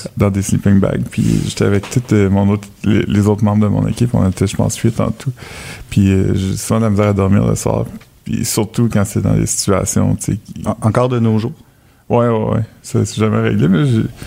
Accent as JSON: {"language": "French", "region": "New Brunswick", "country": "Canada", "said": "Je viens du Nouveau-Brunswick aussi"}